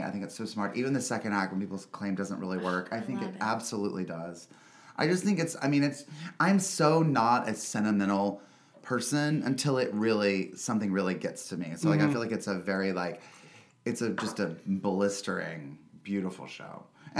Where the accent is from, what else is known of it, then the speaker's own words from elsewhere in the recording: North Carolina, United States; North Carolina, outside of Charlotte.